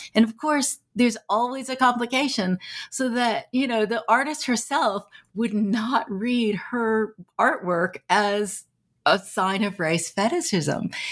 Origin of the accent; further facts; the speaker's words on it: San Francisco Bay Area, California, United States; I grew up in the San Francisco Bay Area